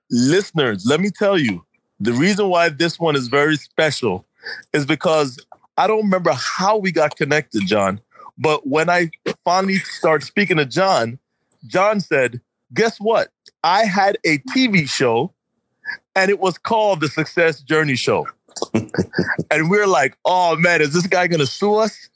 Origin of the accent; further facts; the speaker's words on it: New York, United States; we're both from New York